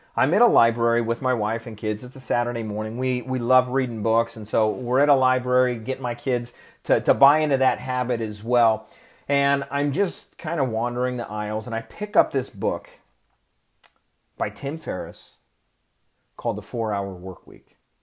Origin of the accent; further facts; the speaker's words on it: Oregon, United States; moved away; I grew up in Oregon and it rains all the time there